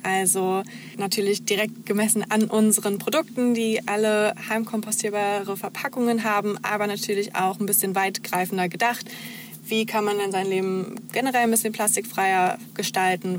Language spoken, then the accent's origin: German; Heidensleben, Saxony-Anhalt, Germany; moved away as an adult; now in Leipzig, Germany; komme gebürtig aus der Nähe von Magdeburg, ähm, Heidensleben